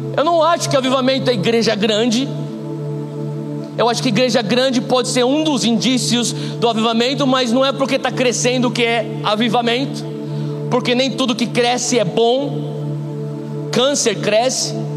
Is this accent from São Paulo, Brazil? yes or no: yes; São Paulo, Brazil; moved away as an adult; eu sou paulista